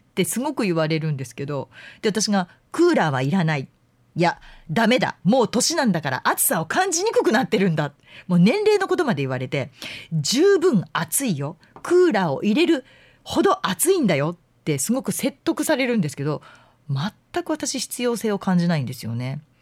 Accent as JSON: {"language": "Japanese", "town": "Fuefuki", "region": "Yamanashi", "country": "Japan", "tie": "born or raised there", "moved": "yes", "lives_now": "Kansai, Japan", "said": "笛吹市っていうところの出身"}